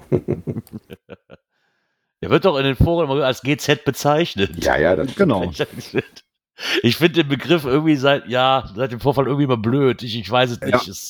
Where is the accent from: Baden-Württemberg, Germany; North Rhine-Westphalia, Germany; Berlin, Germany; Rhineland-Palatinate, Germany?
North Rhine-Westphalia, Germany; Heinsberg; hey, ich komme aus Heinsberg, hast nicht Bock mit mir cashen zu gehen?